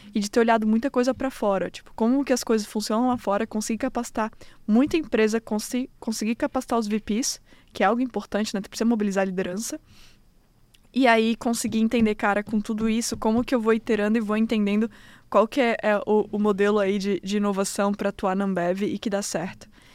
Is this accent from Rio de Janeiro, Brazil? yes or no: no; Florianópolis, Santa Catarina, Brazil; moved away as an adult; now in United States; Sou manezinha